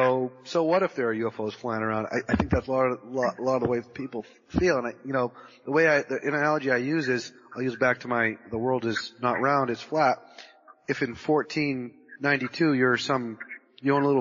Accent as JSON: {"language": "English", "region": "Massachusetts", "country": "United States", "tie": "born or raised there", "also_born_or_lived": "California", "said": "I'm originally from Massachusetts, born and raised in Massachusetts, and lived in New England majority of my life"}